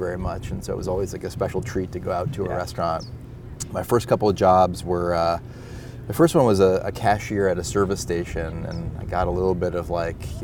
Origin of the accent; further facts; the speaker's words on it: Boston, Massachusetts, United States; we're both Boston guys